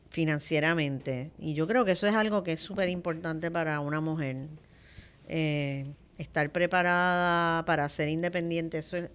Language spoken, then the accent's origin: Spanish; Santo Domingo, Dominican Republic; moved away as an adult; Yo tengo la virtud de que desde que yo vine de Santo Domingo, la muchacha que trabajaba con nosotros, como mis nenes llegaron chiquitos, pues se vino con nosotros para acá y cocina divino.